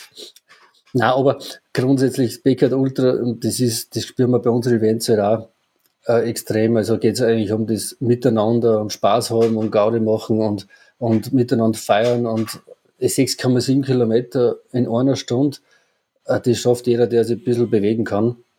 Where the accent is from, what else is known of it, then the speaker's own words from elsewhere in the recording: Obertrum am See, Salzburg, Austria; ich komme ja aus Obertron